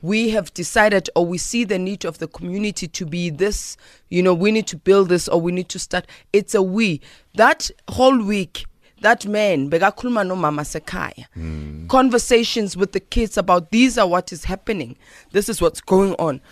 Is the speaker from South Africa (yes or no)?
yes; South Africa; as a South African